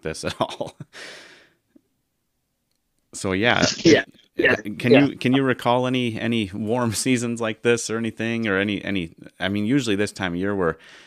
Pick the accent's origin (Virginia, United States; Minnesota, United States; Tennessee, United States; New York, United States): Minnesota, United States; you and I both are Minnesota natives. We grew up in the land of 10,000 lakes